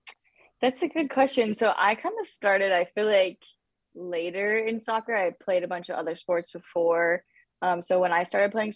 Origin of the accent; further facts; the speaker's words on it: California, United States; also born or lived in St. George, Utah / Arizona; growing up in Southern California was very different from, you know, St. George, Utah, and then from St. George, Utah to Arizona.